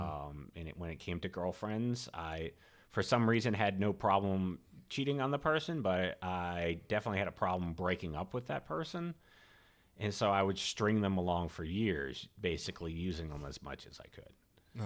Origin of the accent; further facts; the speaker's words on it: Rhode Island, United States; moved away as an adult; also born or lived in Boston / Clemson, South Carolina; I grew up in Rhode Island